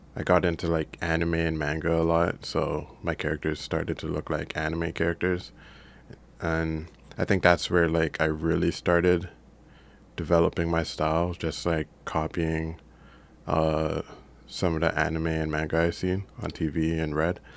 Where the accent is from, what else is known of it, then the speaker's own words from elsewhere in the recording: Brampton, Ontario, Canada; also born or lived in Jamaica / Mississauga; we started in Mississauga, I think, and I came to Brampton in grade four